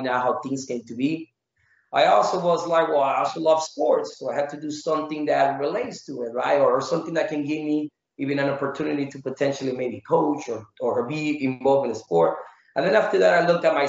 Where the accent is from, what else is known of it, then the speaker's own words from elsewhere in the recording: Mexico; moved away; also born or lived in Phoenix, Arizona; I was raised in Mexico for most of my childhood